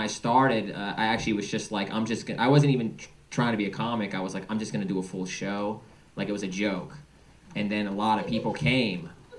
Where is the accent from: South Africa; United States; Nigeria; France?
United States; suburbs of Philadelphia, Pennsylvania; moved away as an adult; also born or lived in Berlin, Germany; Originally from the suburbs of Philadelphia.